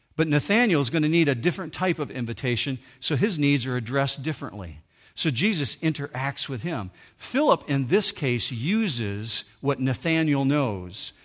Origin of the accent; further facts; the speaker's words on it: Muskegon County, Michigan, United States; I grew up in Muskegon County